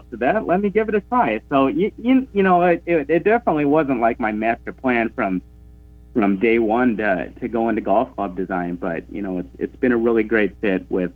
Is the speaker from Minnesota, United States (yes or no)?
yes; Brainerd, Minnesota, United States; moved away; Brainerd's my hometown, and it always will be.